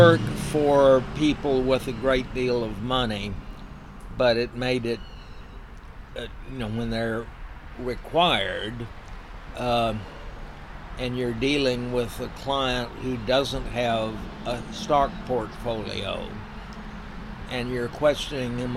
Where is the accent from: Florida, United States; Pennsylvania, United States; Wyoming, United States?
Florida, United States; Dade City; I grew up on Tank Hill